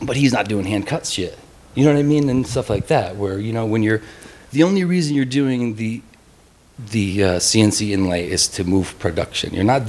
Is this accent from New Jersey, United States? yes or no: no; Ilion, New York, United States; also born or lived in Saratoga Springs, New York; I was living in Saratoga Springs. I'm from upstate New York.